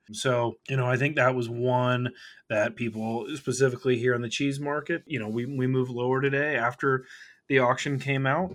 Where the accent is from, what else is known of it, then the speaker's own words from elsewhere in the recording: Kentucky, United States; now in Chicago, United States; I grew up in Kentucky